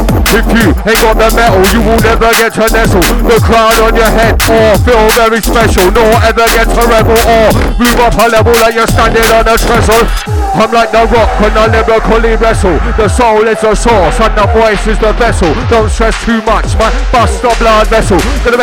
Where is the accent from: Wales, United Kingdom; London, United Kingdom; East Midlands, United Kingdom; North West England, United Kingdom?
London, United Kingdom; moved away as an adult; now in Leeds, United Kingdom; I was born and raised in South London for 36 years.